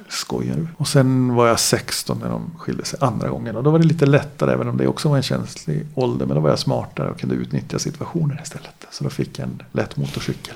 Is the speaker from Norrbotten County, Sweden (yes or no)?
yes; Gällivare, Norrbotten County, Sweden; Född och uppvuxen då i Gällivare